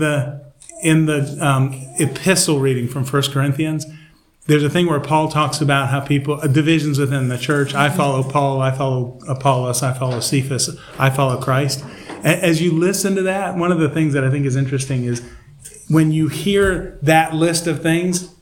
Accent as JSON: {"language": "English", "region": "Georgia", "country": "United States", "tie": "born or raised there", "said": "I grew up in Georgia"}